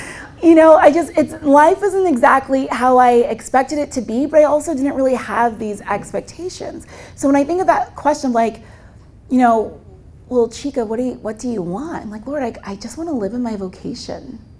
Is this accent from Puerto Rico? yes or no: no; Nigeria; if you're calling me out of ministry, I'm Nigerian.